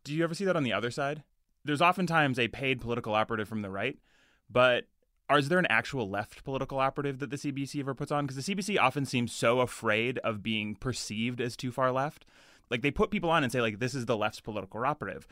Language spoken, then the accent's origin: English; Edmonton, Alberta, Canada; I grew up in Edmonton